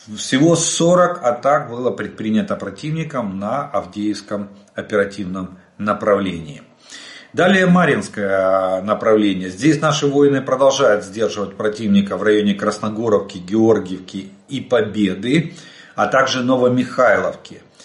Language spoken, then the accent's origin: Russian; Ukraine; мы из Украины